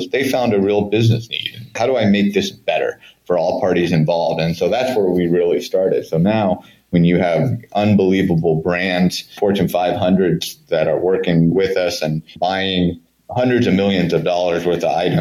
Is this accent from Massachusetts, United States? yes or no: no; Bay Area, California, United States; growing up on the West Coast and in the Bay Area